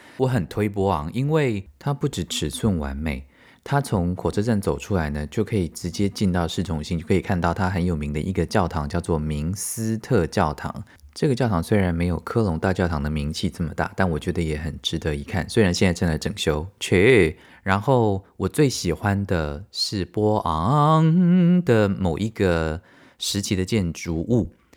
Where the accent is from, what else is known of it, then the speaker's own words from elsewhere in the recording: Taiwan; 因为我们台湾人就是这样嘛